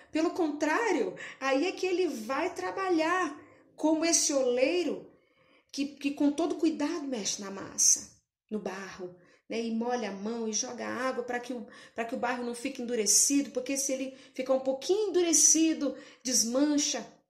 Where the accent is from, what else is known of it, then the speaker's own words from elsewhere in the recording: Brasília, Federal District, Brazil; eu sou de Brasília mesmo